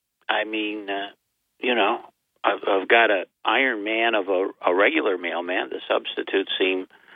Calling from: Binghamton, New York, United States; I live here in Binghamton, New York.

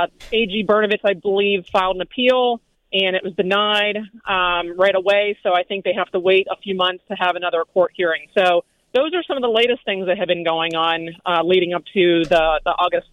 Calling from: Chandler, Arizona, United States; I am calling from Chandler right now

